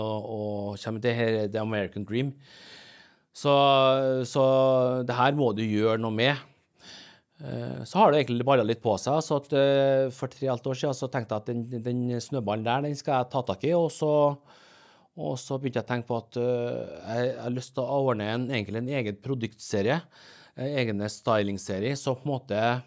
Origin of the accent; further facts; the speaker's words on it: Åfjord, Trøndelag, Norway; also born or lived in Seoul, South Korea / Rosenborg, Trondheim; jeg kommer fra Norge.